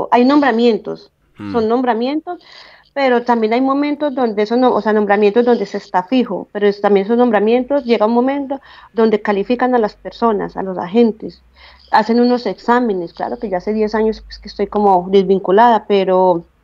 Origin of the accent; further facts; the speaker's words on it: Calarcá, Quindío, Colombia; moved away as an adult; now in Switzerland; yo soy de Calarcá, del Quindío